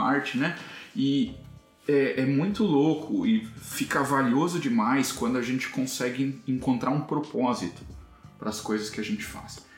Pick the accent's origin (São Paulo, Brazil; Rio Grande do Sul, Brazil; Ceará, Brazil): Rio Grande do Sul, Brazil; Santa Rosa; moved away; also born or lived in Santo Cristo; Eu cresci, passei a maior parte da minha vida em Santa Rosa, um é, município ao lado ali